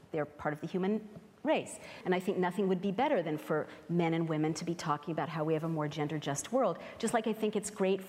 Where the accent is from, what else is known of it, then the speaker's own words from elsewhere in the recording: San Francisco, California, United States; moved away; I grew up in San Francisco in a place where everybody was every gender all at once